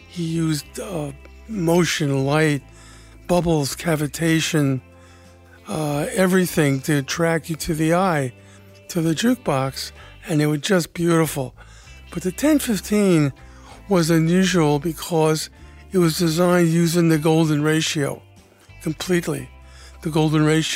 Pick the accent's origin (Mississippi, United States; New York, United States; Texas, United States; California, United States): New York, United States; New York City; I grew up in the Northeast Bronx, New York, and I lived in an apartment house